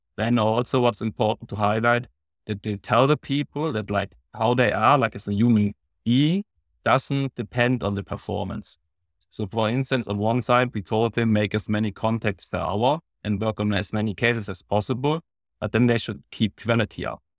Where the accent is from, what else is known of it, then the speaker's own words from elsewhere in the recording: Baden-Württemberg, Germany; I'm from Germany, from Baden-Württemberg